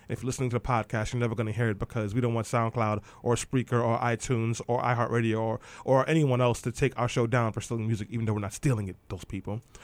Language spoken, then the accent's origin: English; New York City, New York, United States; I grew up in East New York and Brownsville